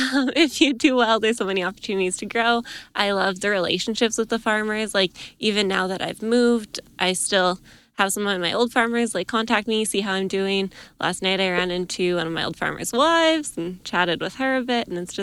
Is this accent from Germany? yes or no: no; Edmonton, Alberta, Canada; now in Camrose, Canada; I'm from Edmonton originally. Now I live in Camrose, Alberta